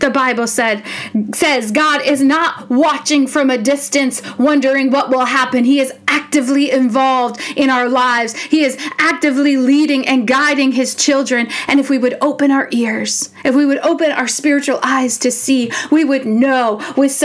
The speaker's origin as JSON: {"language": "English", "country": "United States", "said": "as the American church, as the American people"}